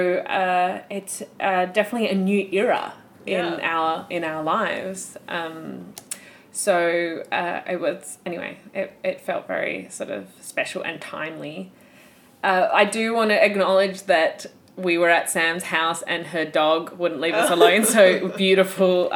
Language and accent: English; Perth or Margaret River, Western Australia, Australia; moved away; I'm from Perth or Margaret River, Western Australia